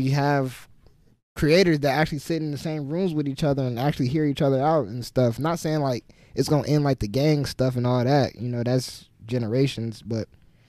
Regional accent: Champaign, Illinois, United States; Yeah, but I'm from Champaign. I had to get up out of there, bro. I was a little bit, honestly, I was too big for Champaign, and.

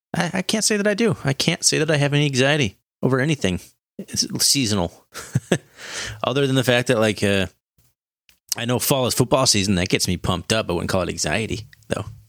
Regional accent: Montana, United States; We're from Montana. You had to drive two hours to get anywhere

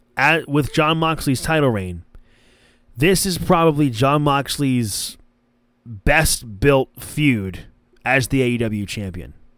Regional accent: New Jersey, United States; I'm from New Jersey

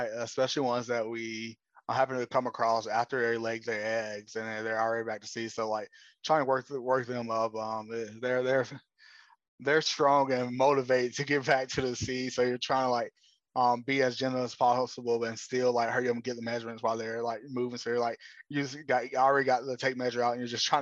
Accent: Austell, Georgia, United States; also born or lived in Atlanta, Georgia; I'm from a smaller city outside of Atlanta called Austell. I was born in Atlanta and grew up in Austell

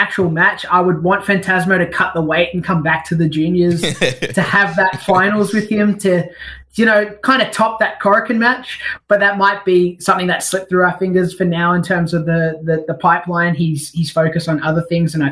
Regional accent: Australia; born or raised there

